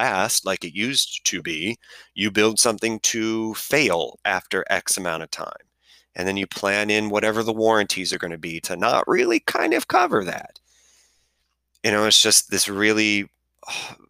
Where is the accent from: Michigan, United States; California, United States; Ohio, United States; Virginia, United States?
Ohio, United States; Cleveland; I'm from Cleveland